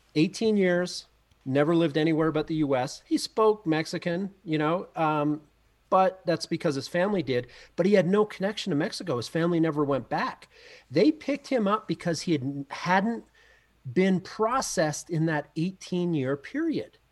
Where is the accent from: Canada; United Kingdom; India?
Canada; moved away as an adult; now in Mammoth Lakes, United States; being a Canadian coming down to go to school in the U S